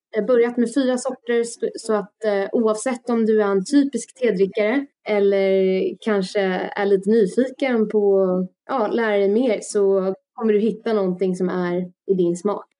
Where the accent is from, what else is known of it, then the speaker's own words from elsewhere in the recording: Stockholm, Stockholm County, Sweden; also born or lived in France; Jag är ju född och uppvuxen i Stockholm